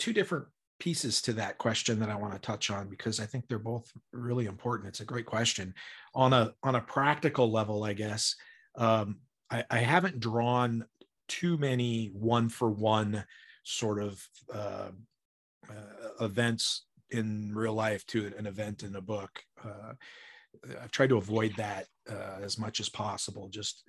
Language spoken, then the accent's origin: English; Spokane, Washington, United States; also born or lived in Deer Park; I came from Spokane, Washington, which was in the mid 90s percentage of white people. You know, I mean, we had one black kid who went to our school in Deer Park, which is north of Spokane, small town.